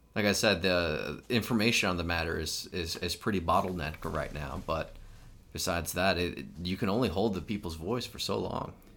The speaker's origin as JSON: {"language": "English", "country": "United States"}